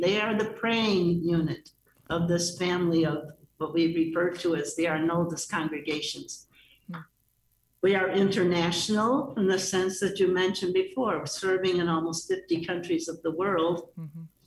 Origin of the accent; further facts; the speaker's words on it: Chicago, Illinois, United States; I am a Chicagoan